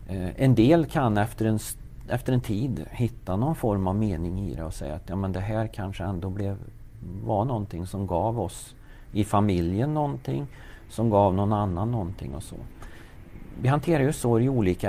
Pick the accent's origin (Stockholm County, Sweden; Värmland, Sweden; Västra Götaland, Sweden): Värmland, Sweden; also born or lived in Lidingö; Jag är en värmlänning som är uppväxt här i Värmland